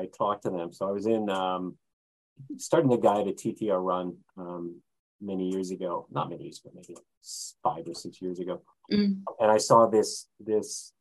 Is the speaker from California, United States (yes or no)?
yes; California, United States; now in Japan; California, my hometown is historical or was historical